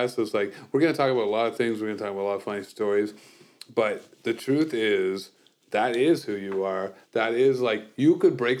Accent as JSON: {"language": "English", "town": "Kingston", "region": "Ontario", "country": "Canada", "tie": "born or raised there", "said": "I grew up in Kingston"}